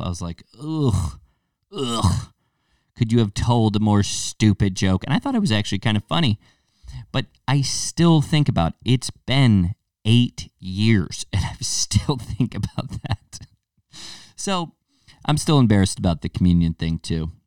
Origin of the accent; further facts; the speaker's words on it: United States; our American palates